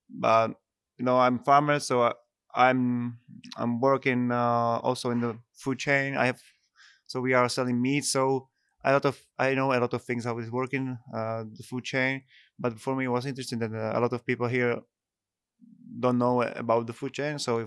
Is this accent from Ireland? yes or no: no; Czechia; from Czech Republic, and I'm a farmer